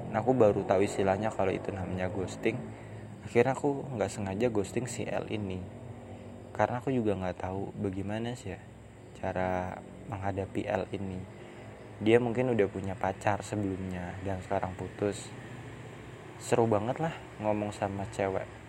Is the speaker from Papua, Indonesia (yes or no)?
no; Depok, West Java, Indonesia; aku kan dari Depok nih UI itu kan ada di Depok